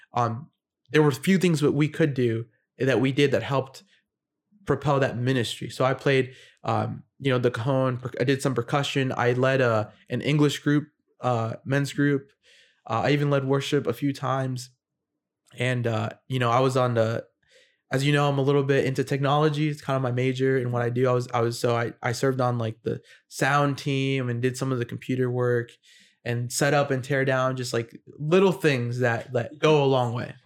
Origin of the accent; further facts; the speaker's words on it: United States; I'm an American who is in the military and I'm in Japan